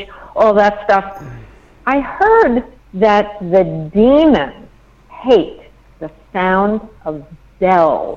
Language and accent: English; New York, United States; I'm a New Yorker